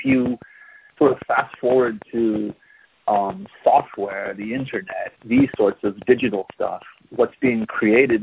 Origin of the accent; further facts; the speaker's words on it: United States; moved away as an adult; now in Taiwan; I'm an American